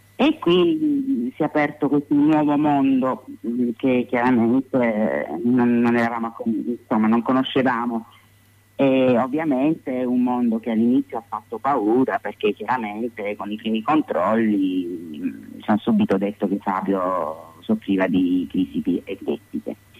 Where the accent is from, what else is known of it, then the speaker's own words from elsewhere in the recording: province of Taranto, Apulia, Italy; Noi consideri che abitiamo in Puglia, quindi noi veniamo dalla provincia di Taranto